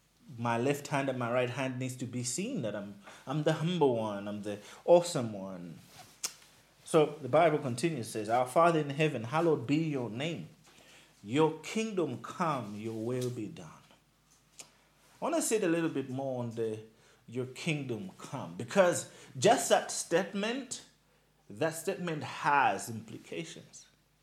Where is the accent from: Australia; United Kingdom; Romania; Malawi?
Malawi; Nkhotakota, Central Region; now in Blantyre, Malawi; I stay in Blantyre. But I'm like, originally, I am from Nkota Kota. I am from Nchisi.